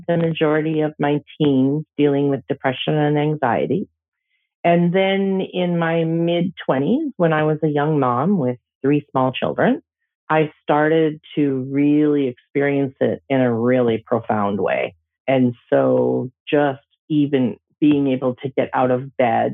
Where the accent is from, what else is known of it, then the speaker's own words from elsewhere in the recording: Stony Plain, Alberta, Canada; now in Kamloops, Canada; I actually grew up in northern Alberta in a farm outside of a community named Stony Plain, west of Edmonton